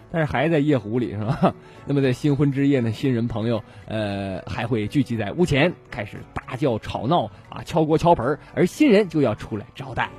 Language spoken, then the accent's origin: Chinese; Shenyang, Liaoning, China; 咱们沈阳这边北方这边